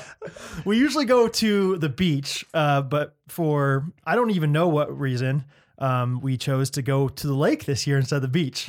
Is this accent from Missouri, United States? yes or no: yes; Strafford, Missouri, United States; I'm from Stratford, Missouri